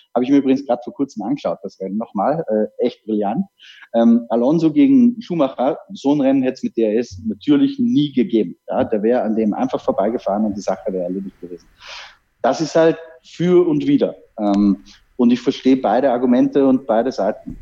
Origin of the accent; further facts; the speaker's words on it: Austria; für mich als Österreicher